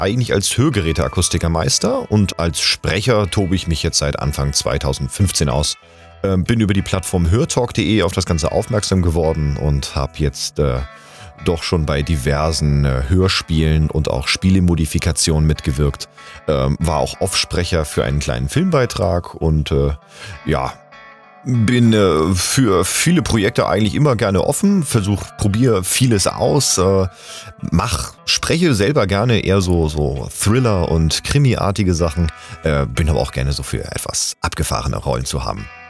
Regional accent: Hamburg, Germany; born or raised there; now in Bühl, Germany

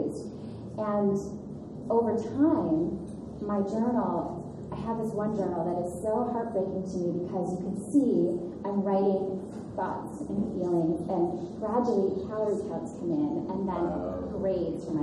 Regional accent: Minnesota, United States; moved away as an adult; also born or lived in New York City / Los Angeles; I grew up in Minnesota

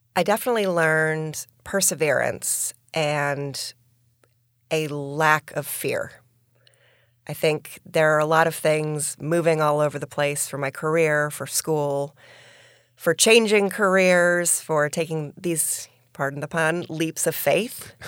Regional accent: Albany, New York, United States; born or raised there; now in Florida, United States

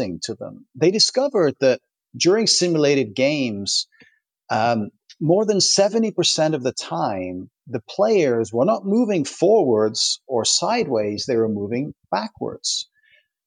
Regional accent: Toronto, Ontario, Canada; now in Switzerland; my hometown is Toronto

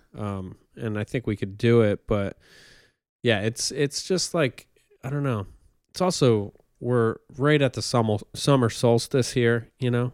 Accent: near Newburgh, upstate New York, United States; moved away; my hometown's more rural

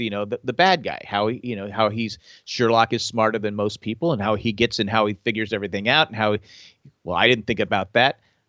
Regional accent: England, United Kingdom; I'm British, so I can say that.

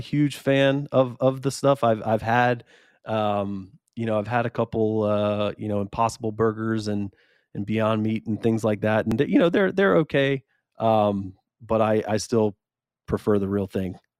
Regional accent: Columbus, Georgia, United States; moved away as an adult; also born or lived in Madison, Wisconsin; now in Columbus, United States; I'm from Columbus originally, and so uh, when I had a chance to come back, I was in Wisconsin

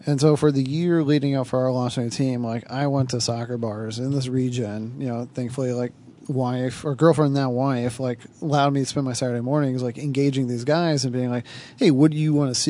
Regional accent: Livonia, Michigan, United States; I grew up in Livonia

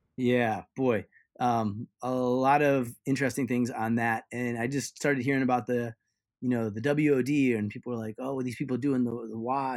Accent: Ohio, United States; I grew up in Ohio

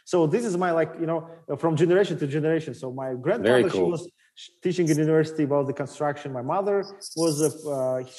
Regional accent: Makhachkala, Dagestan, Russia; English is a second language; moved away as an adult; also born or lived in Moscow, Russia; I'm original from Dagestan. I was born in Makhachkala

